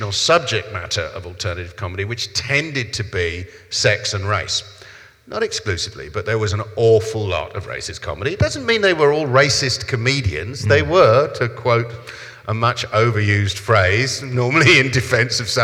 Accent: London, United Kingdom; accent: South London; my accent is South London

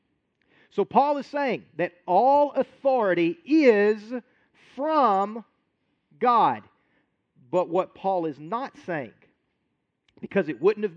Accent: United States

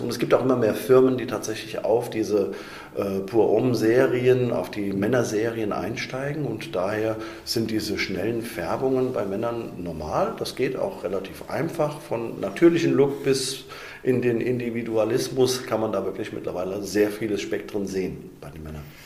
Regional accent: Wiesbaden, Hesse, Germany; damals in Breckenheim bin ich geboren

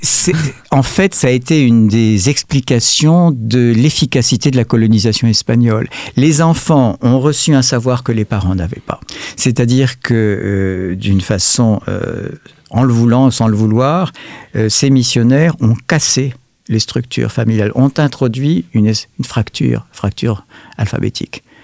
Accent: France; nous sommes des Français

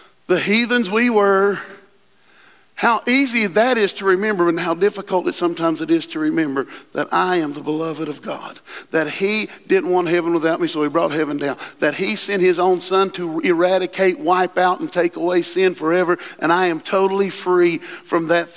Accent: West Virginia, United States; I'm from West Virginia

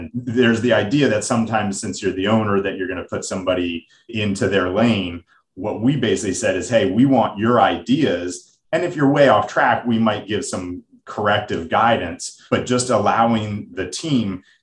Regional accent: United States; accent: American; my American accent.

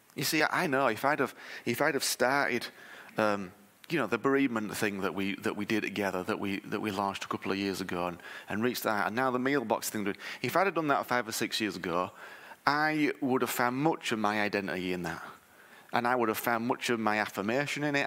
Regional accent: United Kingdom; I'm British

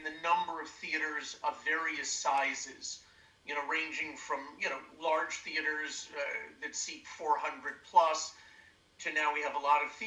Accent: Rochester, New York, United States; moved away as an adult; also born or lived in Long Island, New York; I'm originally from upstate New York. I'm from Rochester.

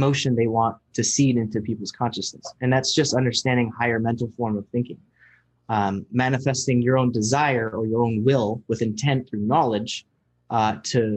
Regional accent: Bremerton, Washington, United States; just here in my hometown, Bremerton

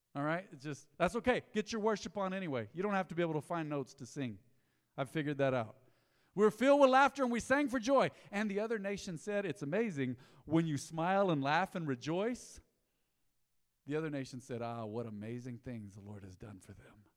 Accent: Roswell, United States; our church growing up in Roswell

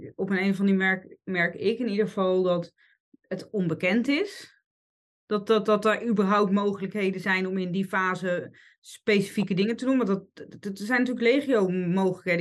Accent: Netherlands; we zijn als Hollanders

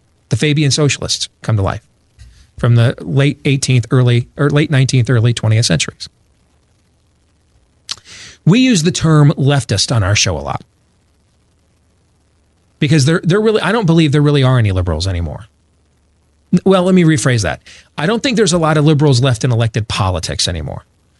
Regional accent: Michigan, United States; I grew up in Michigan. You grew up in Wisconsin.

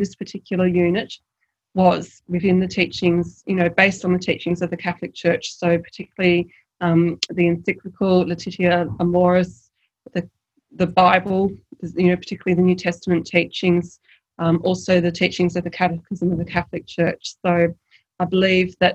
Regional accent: Tasmania, Australia; now in Sydney, Australia; I'm from Tasmania

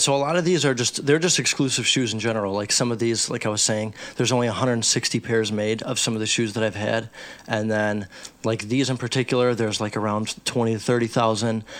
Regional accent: Chicago, Illinois, United States; I grew up in Chicago. I'm from Chicago.

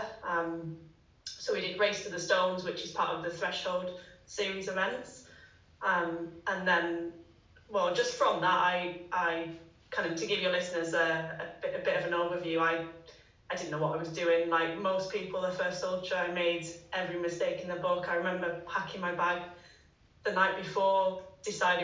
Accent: Manchester, North West England, United Kingdom; now in Teddington, United Kingdom; I'm originally from Manchester, but moved back down to the south sort of last year.

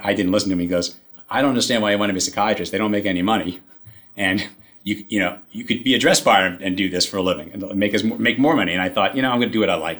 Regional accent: New York City, New York, United States; I grew up in Queens.

